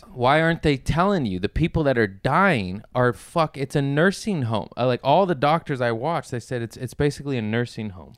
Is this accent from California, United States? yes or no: yes; Torrance, California, United States; also born or lived in Lomita; from, uh, Torrance and Lomita, a nice little tweaker town near Harbor City